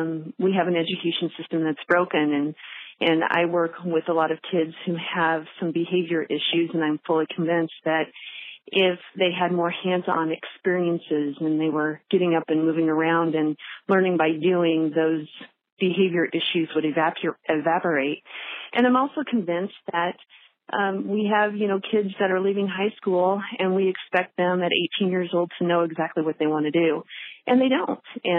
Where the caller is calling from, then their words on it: Arlington, Nebraska, United States; I'm calling from Arlington, Nebraska.